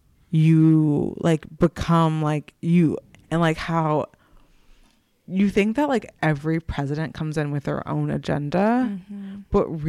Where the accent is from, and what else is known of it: United States